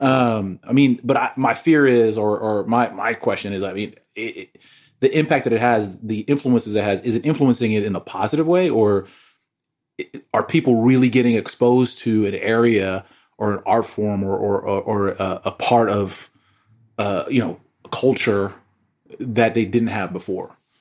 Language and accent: English; New York, United States; growing up in New York